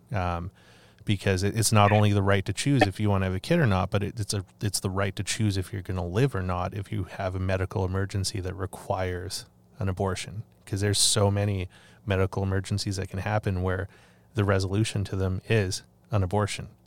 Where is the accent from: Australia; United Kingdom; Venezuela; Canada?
Canada; I love my country and I'm grateful to live in in this land, um, but I don't know how I feel about being Canadian anymore